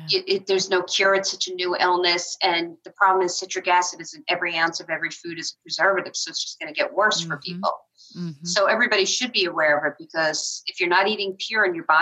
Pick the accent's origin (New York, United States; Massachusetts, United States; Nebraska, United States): New York, United States; Long Island; moved away; I'm from Long Island originally